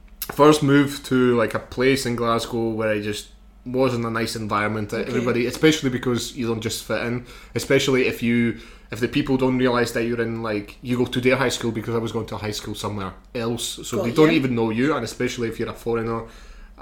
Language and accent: English; Rakova, Žilina Region, Slovakia; English is a second language; now in Scotland; I grew up in a village.